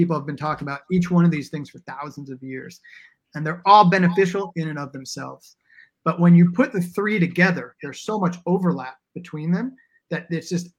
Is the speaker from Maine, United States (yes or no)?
no; New York, United States; now in Portland, United States; I grew up in the Lower East Side